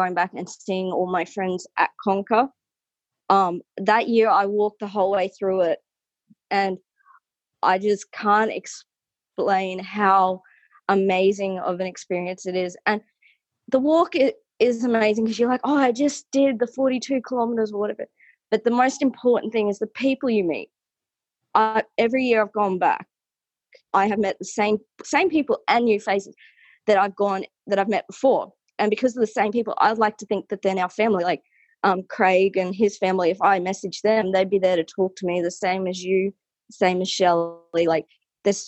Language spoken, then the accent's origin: English; New South Wales, Australia; moved away as an adult; now in Weipa, Australia; I'm originally from New South Wales. I've grown up in the bush my entire life.